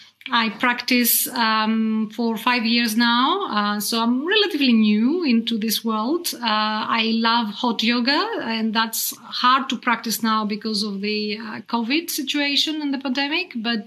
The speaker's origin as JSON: {"language": "English", "country": "Australia", "lives_now": "Belgium", "said": "Right, I'm an Aussie. I bet you didn't know that."}